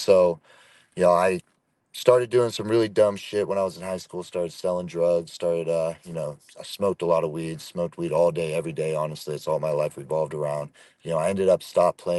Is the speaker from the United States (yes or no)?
yes; Chico, California, United States; moved away as an adult; I was born and raised in California, Northern California, a place called Chico, small town just north of Sacramento up there